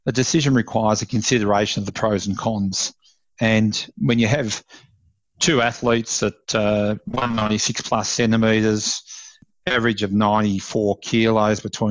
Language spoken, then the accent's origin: English; Ballarat, Victoria, Australia; moved away; also born or lived in Melbourne; I'm originally from Ballarat in Victoria, and moved to Melbourne